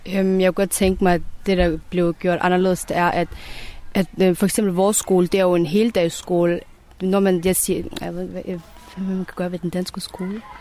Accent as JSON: {"language": "Danish", "country": "Denmark", "tie": "born or raised there", "said": "jeg er jo født og opvokset i Danmark"}